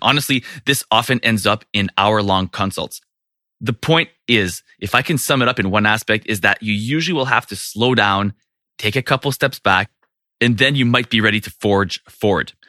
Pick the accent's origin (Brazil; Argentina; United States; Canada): Canada; I'm from Canada